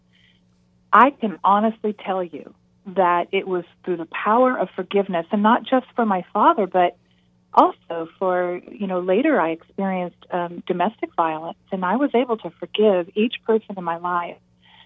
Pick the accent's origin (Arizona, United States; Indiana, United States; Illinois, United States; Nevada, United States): Nevada, United States; I grew up in Nevada